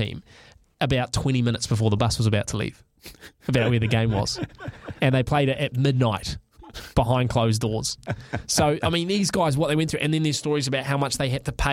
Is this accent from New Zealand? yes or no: yes; New Zealand; as a Kiwi